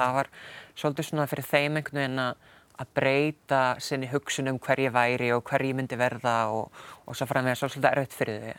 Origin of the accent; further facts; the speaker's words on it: Stóra-Búrfell farm, Austur-Húnavatnssýsla, Northwestern Region, Iceland; moved away as an adult; also born or lived in Akureyri; now in United Kingdom; ég er fættu uppalinn á Sveitabæ í austur húnavansíslu eh, sem heitir Storabúrfell